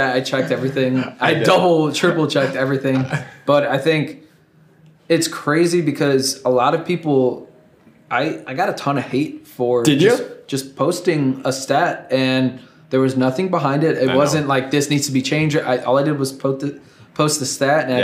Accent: Chicago, Illinois, United States; moved away; I'm from Chicago

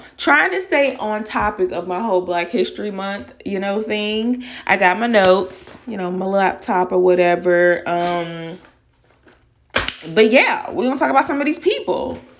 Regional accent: the South, United States; a Black female in America, growing up in the South in particularly

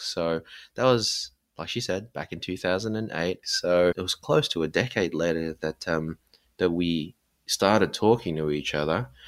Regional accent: Sydney, New South Wales, Australia; me, um, in Sydney

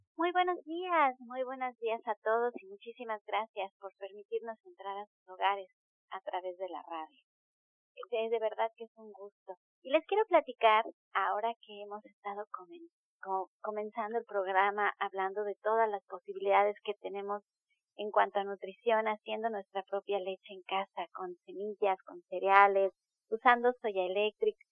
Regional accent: Mexico; somos mexicanos

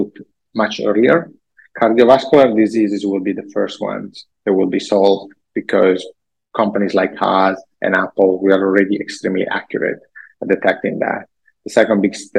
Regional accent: Italy; English is a second language; moved away as an adult; now in United States; living in a small town, medieval, middle ages town in Italy

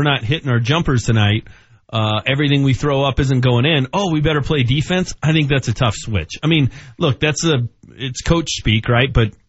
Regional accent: Denver, Colorado, United States; And I'm from Denver and I'm still going to Jacksonville.

